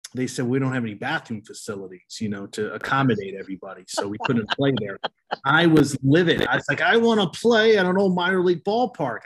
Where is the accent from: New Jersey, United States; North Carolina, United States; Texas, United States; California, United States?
New Jersey, United States; Colonia; moved away; I grew up in Colonia